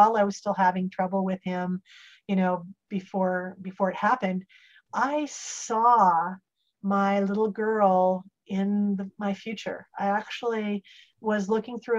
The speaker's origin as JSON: {"language": "English", "town": "Salem", "region": "Oregon", "country": "United States", "tie": "born or raised there", "moved": "as an adult", "lives_now": "Santa Barbara, United States", "said": "I grew up in Salem, Oregon"}